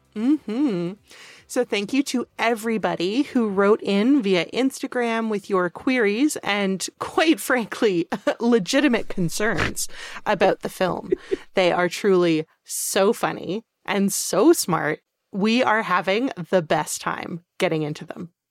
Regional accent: Canada; even though we're both Canadian

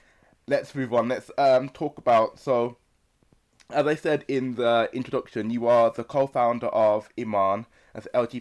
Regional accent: Birmingham, West Midlands, United Kingdom; we're from Birmingham, which obviously as a city itself is very multicultural

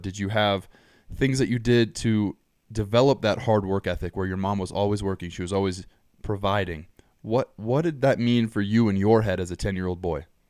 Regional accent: Southern California, United States; growing up in Southern California

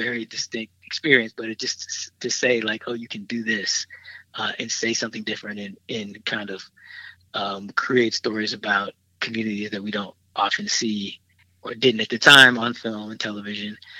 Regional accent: Milwaukee, Wisconsin, United States; moved away as an adult; now in Chicago, United States; in Milwaukee, went to Milwaukee public schools

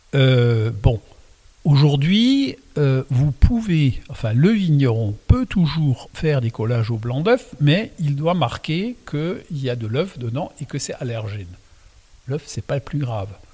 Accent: Alsace, Grand Est, France; first language Alsatian; French is a second language; je suis né donc en Alsace euh, quand je suis arrivé, ma langue maternelle, c'est l'alsacien

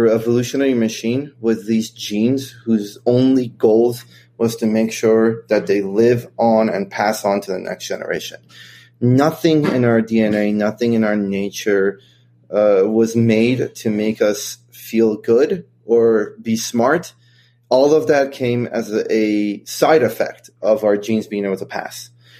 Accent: Kentucky, United States; But growing up in Kentucky, obviously I had a lot of friends who are conservatives, and my family, believe it or not, even though they're all immigrants

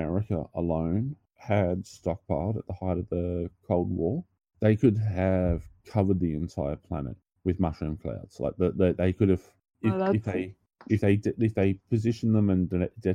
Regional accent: Australia; I'm also Australian

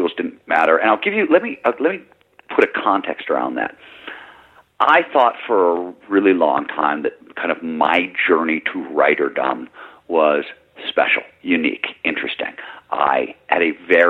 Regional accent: Midwest, United States; I grew up in the Midwest

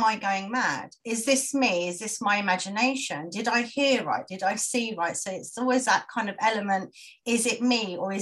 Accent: London, United Kingdom; I'm from London

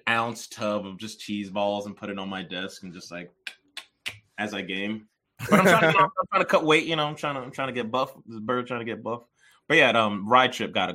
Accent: New York, United States; first language Yoruba; I'm from New York

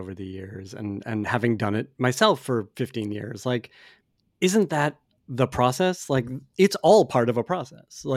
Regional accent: Boston, Massachusetts, United States; I grew up in Boston

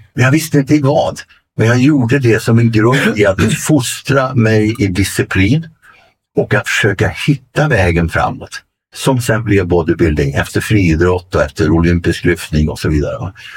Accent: Arvika, Värmland, Sweden; moved away; also born or lived in Venice, California / Stockholm; från Arvika och skogen där jag kommer ifrån kan man säga i västra Värmland

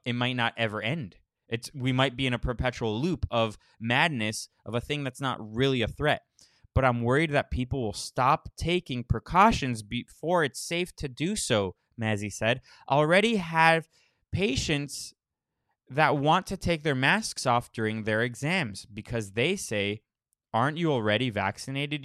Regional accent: Florida, United States; moved away; I'm from Florida. I don't live there, but I'm from there

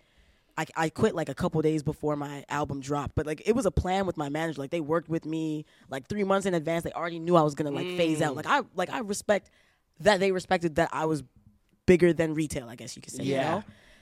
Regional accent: Brampton, Ontario, Canada; also born or lived in Toronto; I grew up in Brampton. I moved to Brampton when I was like 8 or 9

